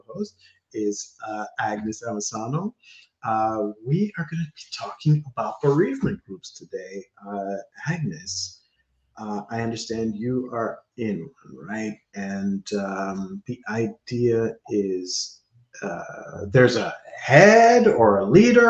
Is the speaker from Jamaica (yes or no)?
yes; Jamaica; moved away; I'm Jamaican